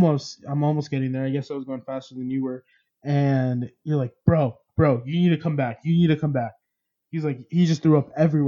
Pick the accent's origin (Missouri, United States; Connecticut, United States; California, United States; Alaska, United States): California, United States; because we're from California